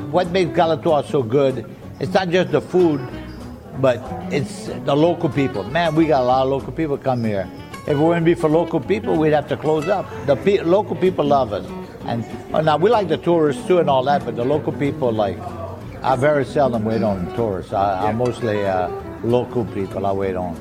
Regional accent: the Bayou, South Louisiana, United States; first language French; English is a second language; I'm from the Bayou

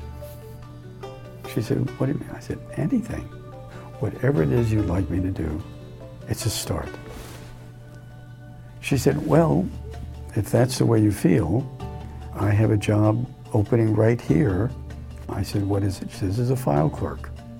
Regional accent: New York City, New York, United States; Growing up on New York City's Lower East Side was really quite an experience.

